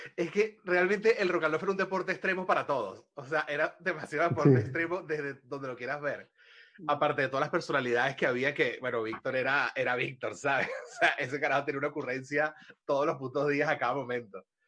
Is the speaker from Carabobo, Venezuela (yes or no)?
yes; Valencia, Carabobo, Venezuela; yo soy de Valencia